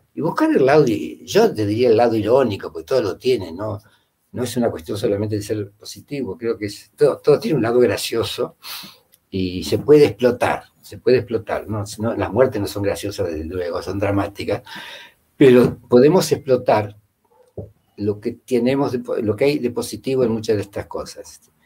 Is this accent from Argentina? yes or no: yes; Rosario, Santa Fe, Argentina; moved away as an adult; also born or lived in Spain / Italy / France; now in Peru; nací en Rosario, viví en Rosario muchos años, 30 años por lo menos.